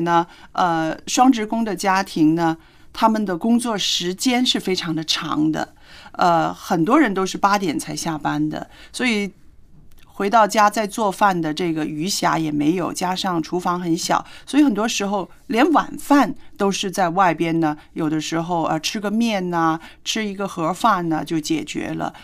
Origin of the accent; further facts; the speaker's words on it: China; 我们就是中国人